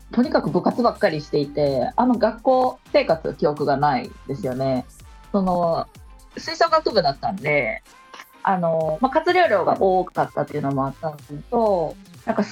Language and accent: Japanese; Osaka, Japan; moved away as an adult; now in Kyoto, Japan; 出身は大阪です。大阪の。阪ね、はい、市内ですね。